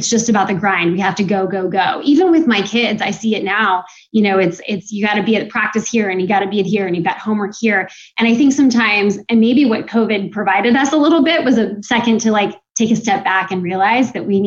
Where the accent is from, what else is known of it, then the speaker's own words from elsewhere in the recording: Seattle, Washington, United States; moved away as an adult; also born or lived in Utah / Los Angeles; now in Virginia Beach, United States; I grew up in Seattle